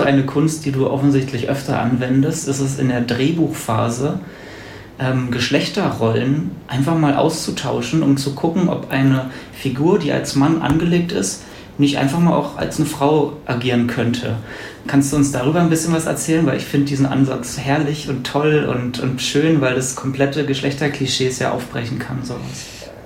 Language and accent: German; Brandenburg, Germany; now in Berlin, Germany; Ich komme aus Brandenburg